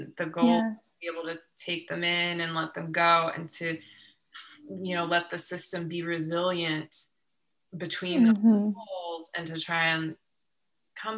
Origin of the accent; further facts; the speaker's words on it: Ohio, United States; now in Southern California, United States; I'm from Ohio